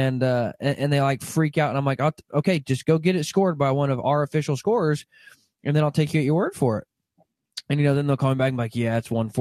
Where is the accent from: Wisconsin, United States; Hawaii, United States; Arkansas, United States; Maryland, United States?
Arkansas, United States; now in Kansas, United States; I grew up in Arkansas where the deer can fit in your back pocket. And I moved to Kansas